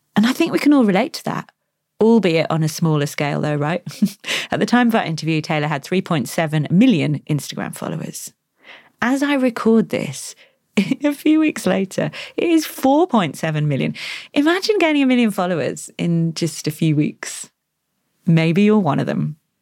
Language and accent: English; Australia; I'm Australian.